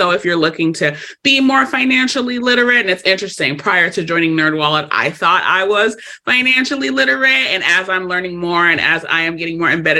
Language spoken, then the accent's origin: English; Los Angeles, California, United States; I am born and raised in Los Angeles, California.